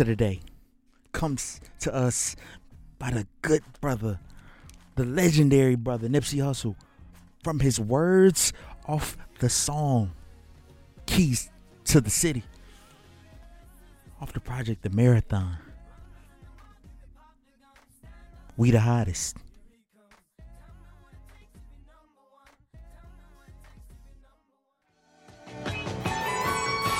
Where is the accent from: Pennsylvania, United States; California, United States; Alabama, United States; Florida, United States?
Alabama, United States; Hoover; But I'm from Hoover. I live in Hoover